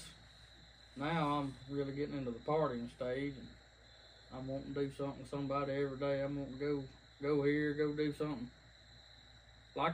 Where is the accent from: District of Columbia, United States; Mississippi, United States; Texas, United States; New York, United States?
Mississippi, United States; Alpine; also born or lived in Jackson, Mississippi; I was born in Jackson, but over the years we managed to make our way out here to the great state of Alpine